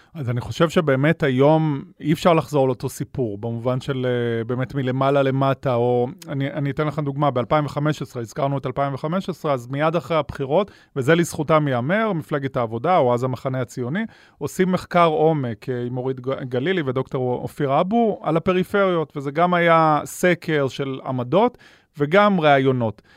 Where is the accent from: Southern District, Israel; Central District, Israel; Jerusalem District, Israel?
Southern District, Israel; Ashkelon; אני גדלתי באשקלון